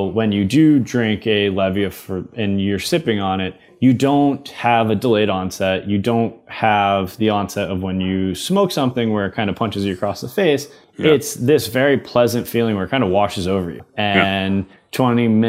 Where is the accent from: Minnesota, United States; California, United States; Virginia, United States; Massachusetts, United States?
Massachusetts, United States; Boston; growing up in Massachusetts